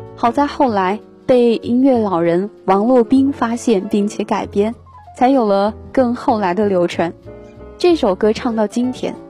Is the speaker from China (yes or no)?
yes; the South, southern China, China; 我在南方出生，但是又一直向往北方